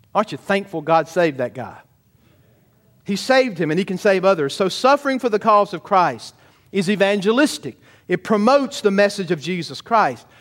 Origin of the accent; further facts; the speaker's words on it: Georgia, United States; I'm a Southern boy. I'm from Georgia.